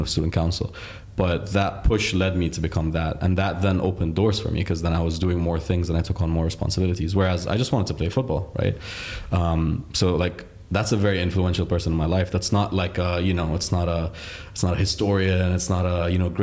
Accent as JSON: {"language": "English", "region": "Dubai", "country": "United Arab Emirates", "tie": "born or raised there", "also_born_or_lived": "Riyadh, Saudi Arabia / Egypt", "said": "my parents moved to the UAE when I was 5. And I'm now 27, so it's been 22 years of my life in the UAE. I think I'm privileged and lucky to have grown in a country"}